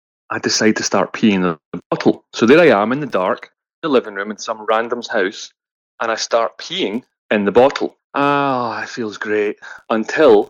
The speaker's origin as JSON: {"language": "English", "region": "Scotland", "country": "United Kingdom", "said": "we're from Scotland."}